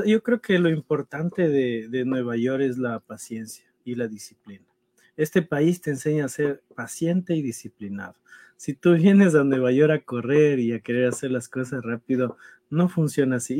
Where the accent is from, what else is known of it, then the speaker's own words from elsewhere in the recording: Ecuador; now in United States; nosotros como ecuatorianos sufrimos del doble, porque no sabemos qué va a pasar y nuestra familia está allá